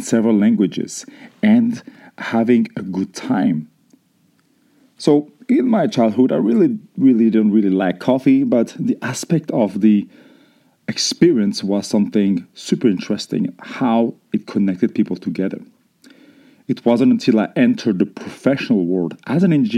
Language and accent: English; France; growing up in France